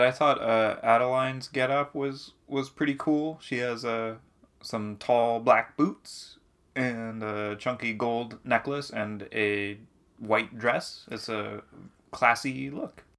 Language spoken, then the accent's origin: English; New Hampshire, United States; growing up in New Hampshire